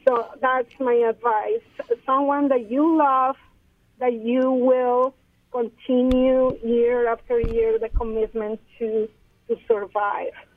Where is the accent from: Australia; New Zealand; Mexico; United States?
Mexico; I'm from Mexico.